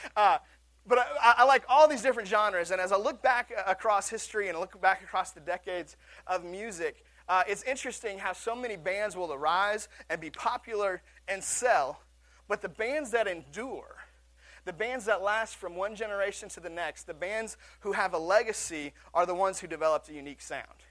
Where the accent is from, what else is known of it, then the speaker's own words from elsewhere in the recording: Seattle, Washington, United States; my hometown of Seattle